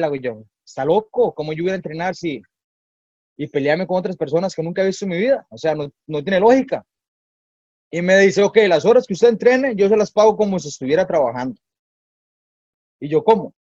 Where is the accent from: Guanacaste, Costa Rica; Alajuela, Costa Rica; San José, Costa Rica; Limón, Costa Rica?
San José, Costa Rica; Escazú; yo soy de Escazú, soy de Escazú, de allá en un pueblito en el Pedero, sumamente humilde, una familia muy humilde, muy trabajadora. Bueno, yo crecí con mi abuelita